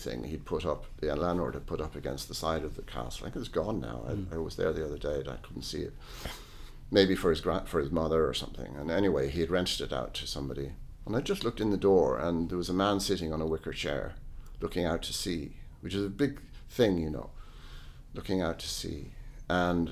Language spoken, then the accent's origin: English; Ireland; also born or lived in London; myself as an Irish person in Ireland